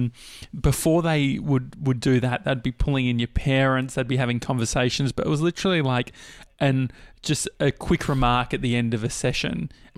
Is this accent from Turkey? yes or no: no; Dandenong, Victoria, Australia; I grew up near Dandenong